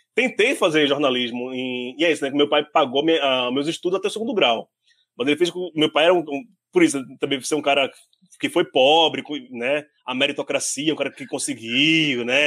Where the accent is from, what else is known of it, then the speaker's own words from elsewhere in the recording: Pernambuco, Brazil; also born or lived in Guarulhos, São Paulo; now in São Paulo, Brazil; eu que sou do Pernambuco